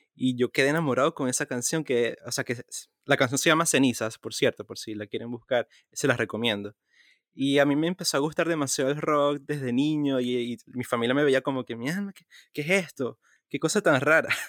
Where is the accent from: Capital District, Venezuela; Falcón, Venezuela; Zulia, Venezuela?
Zulia, Venezuela; Maracaibo; also born or lived in Caracas; yo pasé mi niñez en Maracaibo, la mayor parte, a partir de los seis años.